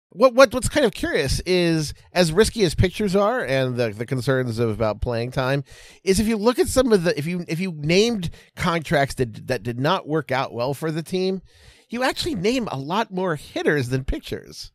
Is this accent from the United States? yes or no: yes; Baltimore, Maryland, United States; I'm from Baltimore